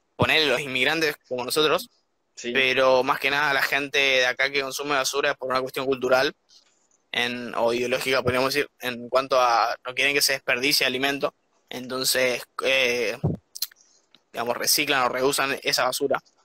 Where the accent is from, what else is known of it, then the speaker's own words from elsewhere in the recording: Argentina; moved away as an adult; now in Copenhagen, Denmark; Somos argentinos